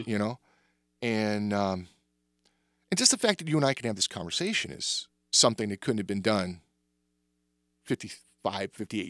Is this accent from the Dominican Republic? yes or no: no; the South, United States; born there; I was born in the Jim Crow South, and my mom is from the South.